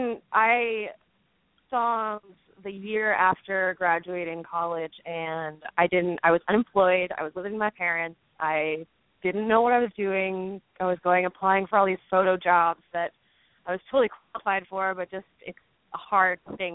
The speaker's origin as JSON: {"language": "English", "town": "Doylestown", "region": "Pennsylvania", "country": "United States", "tie": "born or raised there", "said": "I grew up in Doylestown, which is a suburb outside of the city. So maybe I just never picked up that classic Philly accent"}